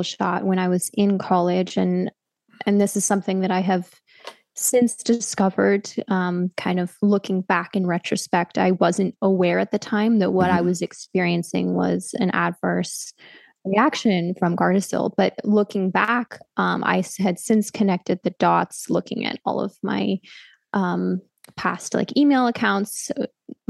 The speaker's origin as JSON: {"language": "English", "area": "Bay Area", "region": "California", "country": "United States", "moved": "yes", "lives_now": "Hungary", "said": "I'm living here in Hungary, but I am from the Bay Area in California"}